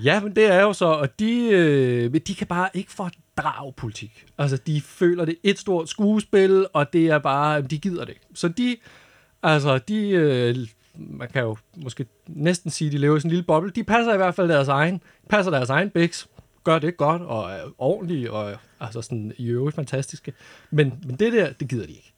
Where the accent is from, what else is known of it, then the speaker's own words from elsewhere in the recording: North Zealand, Capital Region of Denmark, Denmark; jeg voksede op i Nordsjælland